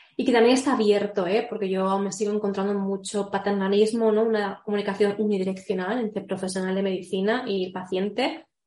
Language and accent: Spanish; Barcelona, Catalonia, Spain; moved away as an adult; now in Madrid, Spain; Soy, estoy viviendo aquí en Madrid, pero soy nueva en Madrid porque yo en verdad soy de Barcelona